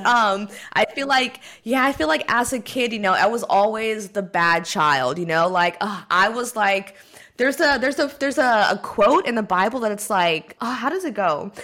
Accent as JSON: {"language": "English", "region": "California", "country": "United States", "moved": "as an adult", "said": "here in California where I'm from"}